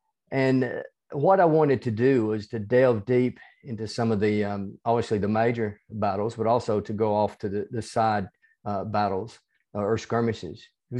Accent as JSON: {"language": "English", "region": "the South", "country": "United States", "accent": "hybrid southern United States and Australian", "moved": "as an adult", "lives_now": "Australia", "said": "Yeah, I'm originally from the United States. You can probably tell from my accent, even though it's a hybrid accent between"}